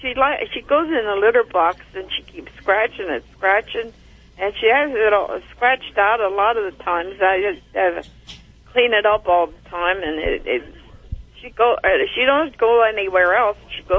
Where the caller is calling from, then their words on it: Pennsylvania, United States; It's around Sorrisville, Pennsylvania.